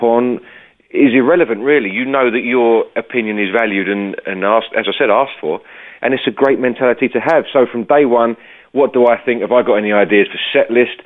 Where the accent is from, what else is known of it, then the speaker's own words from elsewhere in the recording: United Kingdom; being a Brit